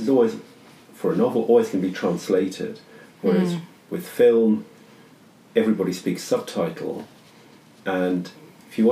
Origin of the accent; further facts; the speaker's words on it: South Africa; I was born in South Africa